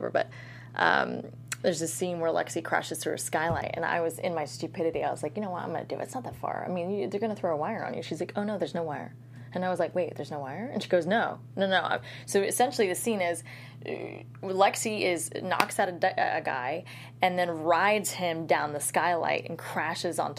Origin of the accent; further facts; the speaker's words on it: Morocco; moved away; my home country, to Marrakesh and Tangiers